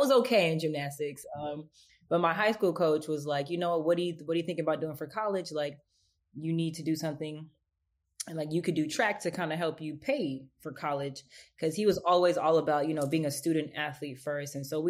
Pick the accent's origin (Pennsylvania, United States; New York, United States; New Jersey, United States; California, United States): California, United States; Los Angeles; I'm originally from Los Angeles, California. So being from South Central, it kind of is helpful for you to kind of keep yourself busy